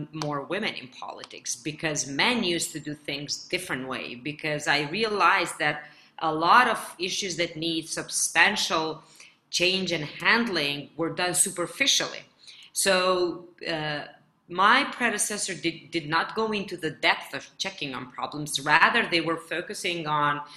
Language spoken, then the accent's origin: English; Gjakova, Kosovo; now in Pristina, Kosovo; I was offered a candidacy for a mayor of my hometown, Jakova